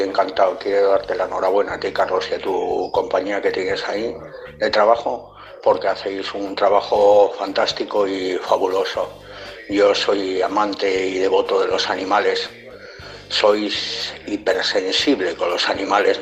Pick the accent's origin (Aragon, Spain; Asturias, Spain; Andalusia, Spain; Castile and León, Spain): Asturias, Spain; Gijón; yo soy, soy una persona de Gijón